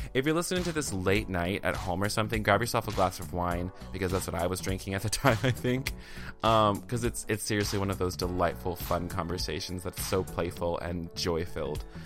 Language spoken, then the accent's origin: English; the South, United States; I'm from the South